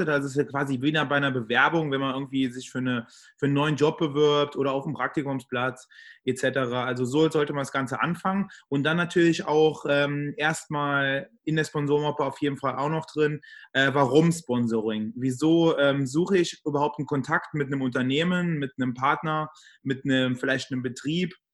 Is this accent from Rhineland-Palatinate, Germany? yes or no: yes; Trier, Rhineland-Palatinate, Germany; Ähm, ich komme und äh, lebe in Trier. Also ich komme aus Trier, lebe in Trier.